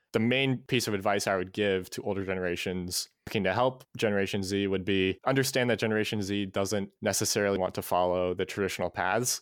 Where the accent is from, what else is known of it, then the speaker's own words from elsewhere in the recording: Ohio, United States; also born or lived in Cleveland, Ohio / Florida; now in Columbus, United States; So I'm from Ohio. I grew up in Cleveland for half of my childhood, spent a year in Florida, and then I've been in Columbus for about seven years now